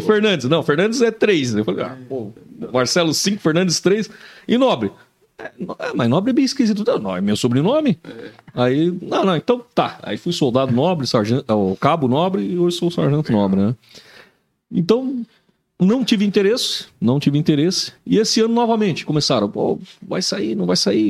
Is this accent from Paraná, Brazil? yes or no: no; São Paulo, Brazil; moved away as an adult; now in Joinville, Brazil; eu sou natural de São Paulo, mas cheguei aqui com 19 anos de idade